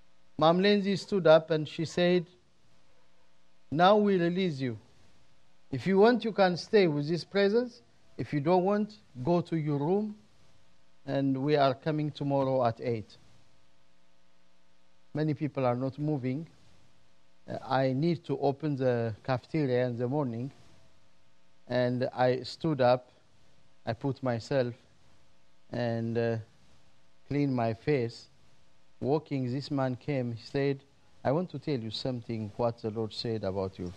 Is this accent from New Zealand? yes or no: no; Ethiopia; now in United States